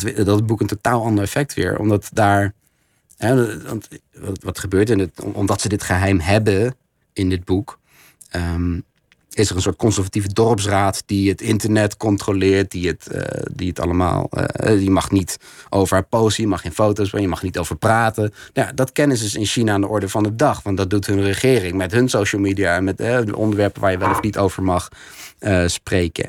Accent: Netherlands; ik als Nederlander

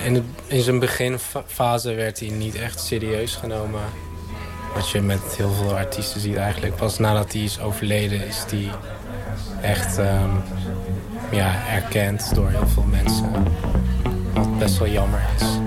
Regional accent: Arnhem, Gelderland, Netherlands; ik kom uit Arnhem en ik speel in de band …

